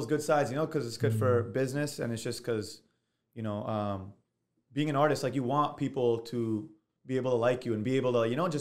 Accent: Surrey, British Columbia, Canada; from Surrey

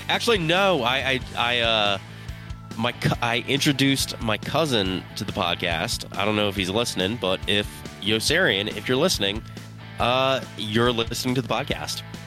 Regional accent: Philadelphia, Pennsylvania, United States; I'm from Philly

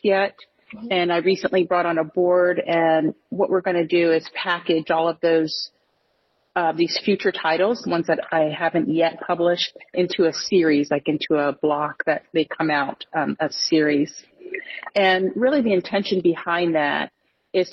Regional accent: United States; I was born into poverty in the United States.

